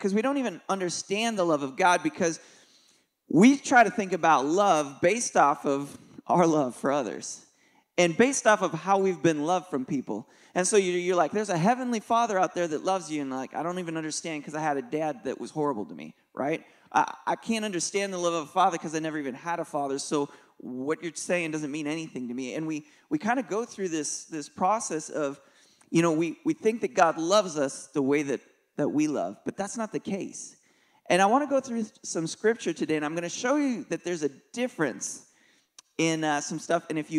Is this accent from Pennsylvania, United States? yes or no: no; Nashville, Tennessee, United States; We're from Nashville, Tennessee area, and we do something called Kingdom Youth Conference.